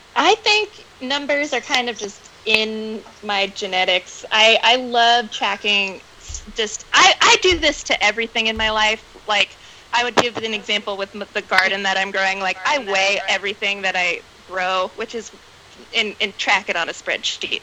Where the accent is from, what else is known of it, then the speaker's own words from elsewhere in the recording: Atlanta, Georgia, United States; moved away as an adult; also born or lived in Greenville, South Carolina; now in Oakland, United States; I'm originally from Atlanta, Georgia. So born and raised in the South